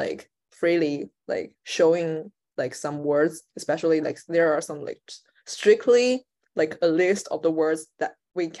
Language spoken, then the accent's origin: English; China; moved away as an adult; also born or lived in Shanghai; I'm not in China right now